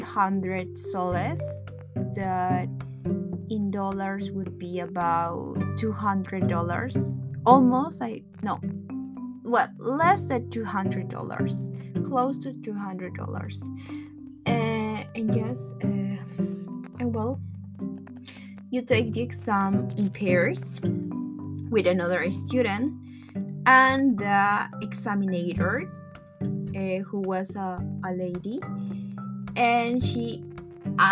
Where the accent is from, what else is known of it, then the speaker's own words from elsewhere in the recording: Lima, Peru; English is a second language; I'm from Peru. I'm from Lima, Peru.